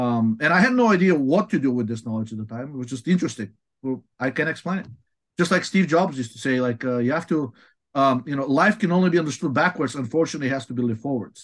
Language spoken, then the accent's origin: English; Bulgaria; moved away as an adult; also born or lived in Washington, D.C.; now in United States; I'm originally from Bulgaria